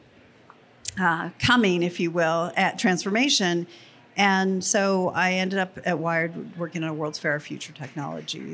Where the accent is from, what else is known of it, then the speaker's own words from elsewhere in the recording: Los Alamos, New Mexico, United States; I grew up in Los Alamos, New Mexico